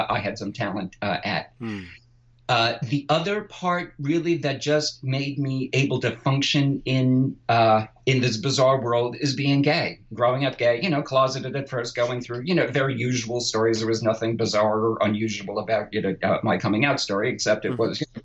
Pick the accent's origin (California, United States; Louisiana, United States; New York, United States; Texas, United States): New York, United States; I'm from New York